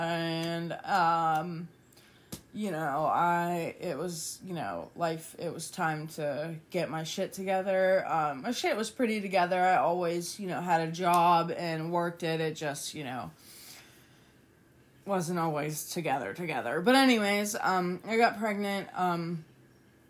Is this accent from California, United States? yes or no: no; West Virginia, United States; also born or lived in Toledo, Ohio; I was born in Toledo, Ohio, moved to West Virginia when I was 3.